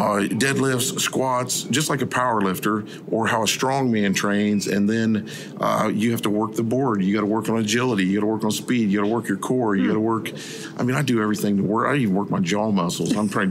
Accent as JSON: {"language": "English", "town": "Newark", "region": "Ohio", "country": "United States", "said": "I am from Newark, Ohio."}